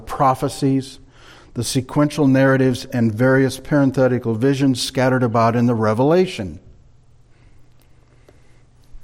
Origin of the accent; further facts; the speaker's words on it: Marshalltown, Iowa, United States; moved away as an adult; also born or lived in California; When Linda and I moved back to the Midwest from California during the winter of 91-92, for a time we stayed in an apartment in Marshalltown, our hometown